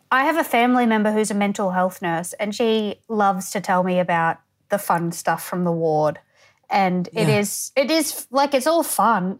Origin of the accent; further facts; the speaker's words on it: Townsville, Queensland, Australia; also born or lived in Tully, Queensland / Innisfail, Queensland; I'm from Townsville, which is it's sort of like I think oh. now about two hundred thousand. It's not that small, yeah. but um, I'm from out sort of like on the edge of it, Blue Water.